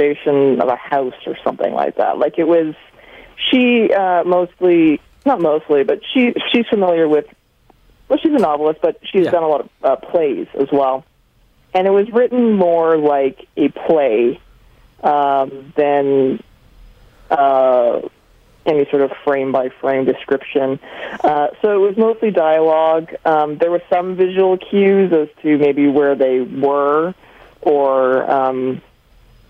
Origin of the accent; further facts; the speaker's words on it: Calgary, Alberta, Canada; accent: Canadian; moved away as an adult; also born or lived in Edmonton; now in New York, United States; I grew up in Calgary